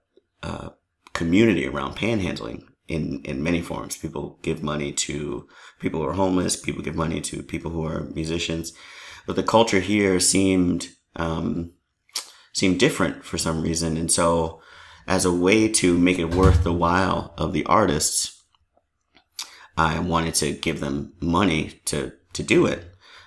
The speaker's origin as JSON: {"language": "English", "town": "New York City", "region": "New York", "country": "United States", "tie": "born or raised there", "moved": "yes", "lives_now": "Worcester, United States", "said": "I grew up in New York, which has millions of people."}